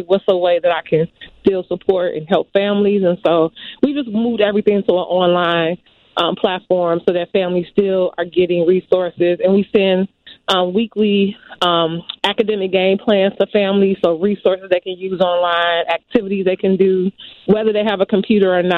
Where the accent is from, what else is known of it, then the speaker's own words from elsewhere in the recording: Chicago, Illinois, United States; I grew up in the Gresham neighborhood